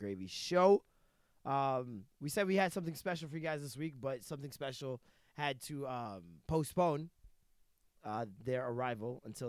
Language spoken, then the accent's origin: English; Toronto, Ontario, Canada; also born or lived in Jamaica; I loved Scarborough, and I didn't see the reason why we were moving until we moved